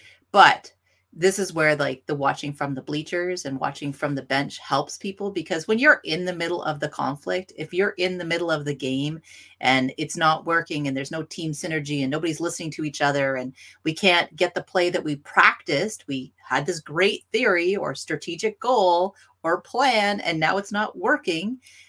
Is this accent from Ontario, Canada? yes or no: yes; Northern Ontario, Canada; I'm from Northern Ontario and we love hockey.